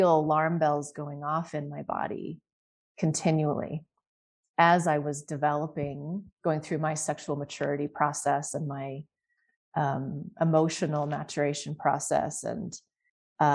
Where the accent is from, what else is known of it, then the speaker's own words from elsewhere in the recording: Utah, United States; So I did most of my growing up in Utah